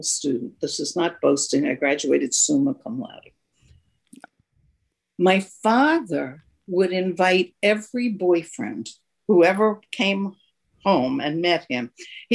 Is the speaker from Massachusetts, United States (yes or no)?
no; New York, United States; I grew up in New York too